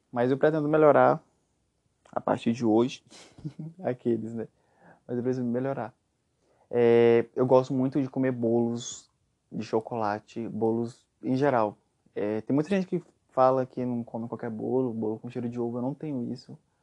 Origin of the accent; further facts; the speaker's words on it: Aparecida de Goiânia, Goiás, Brazil; Eu sou goiano, nascido em Goiânia, cresci em Aparecida de Goiânia